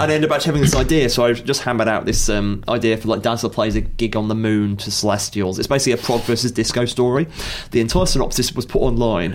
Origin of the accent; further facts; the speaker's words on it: Stafford, West Midlands, United Kingdom; I'm from Stafford